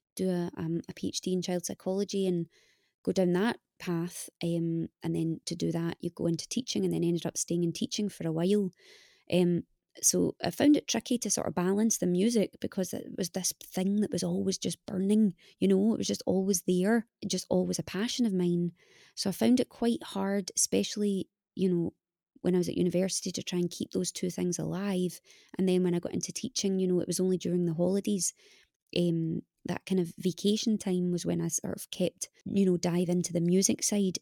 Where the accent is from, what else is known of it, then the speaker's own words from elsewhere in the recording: Scotland, United Kingdom; moved away as an adult; now in Los Angeles, United States; I'm Scottish